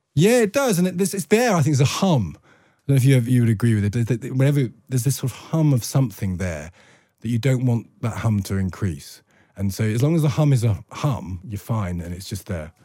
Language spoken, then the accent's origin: English; Loughborough, East Midlands, United Kingdom; I came from Loughborough